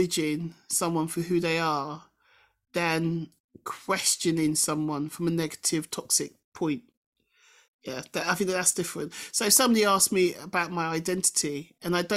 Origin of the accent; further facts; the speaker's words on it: England, United Kingdom; I'm British because I'm born in this country and whatever, and I embrace Englishness and Britishness